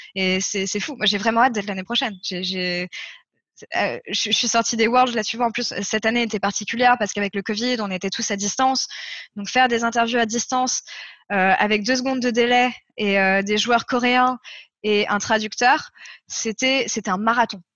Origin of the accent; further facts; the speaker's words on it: France; je suis française